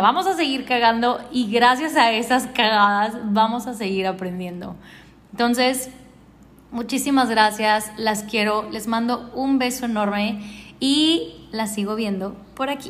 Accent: Ciudad Juárez, Chihuahua, Mexico; now in Cartagena, Colombia; Yo nací en Ciudad Juárez, Chihuahua en México. Hace muchísimo tiempo que ya no vivo en Juárez.

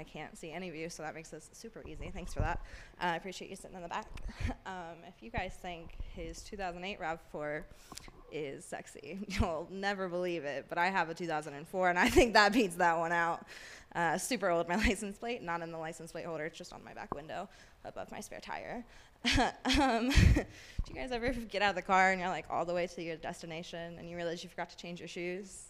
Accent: Kentucky, United States; moved away as an adult; now in Colorado, United States; I'm from Kentucky

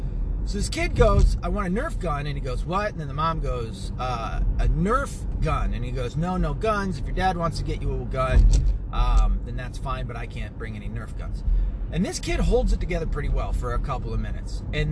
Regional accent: the South, United States; accent: southern; You see how far gone my southern accent is.

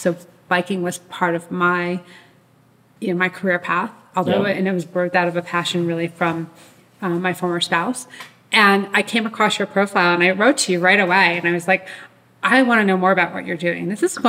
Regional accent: New Jersey, United States; growing up in New Jersey on the East Coast, we're fellow East Coasters.

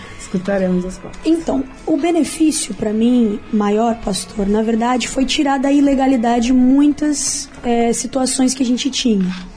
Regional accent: São Paulo, Brazil; moved away as an adult; now in Rio de Janeiro, Brazil; eu também sou de São Paulo, pastor, mas a minha história com o Rio já é bastante antiga. Venho para cá desde criança e já estou morando aqui há seis anos

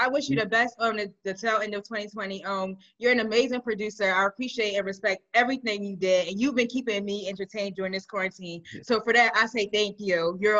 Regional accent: Philadelphia, Pennsylvania, United States; I'm not from Atlanta. I'm from Philly

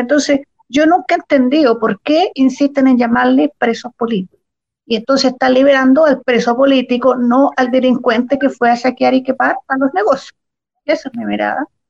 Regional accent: Chile; now in Santiago, Chile; los que nacimos y nos criamos en Chile, que son chilenos por derecho

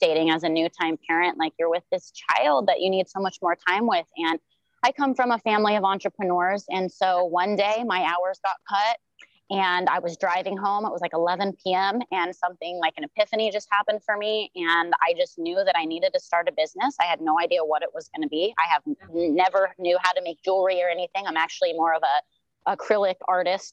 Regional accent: South Lake Tahoe, California, United States; moved away as an adult; now in Maui, United States; I'm originally from South Lake Tahoe, California. I was born and raised there

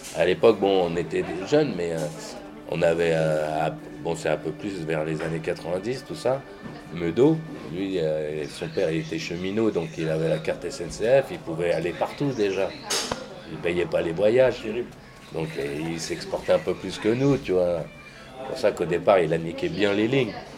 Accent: Saint-Denis, Île-de-France, France; also born or lived in Paris; j'étais de Saint-Denis, j'étais avec euh, les 93e

